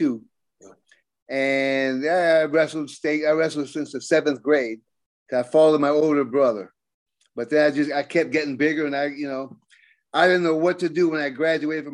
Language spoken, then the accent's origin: English; Tampa, Florida, United States; I was born and raised in Tampa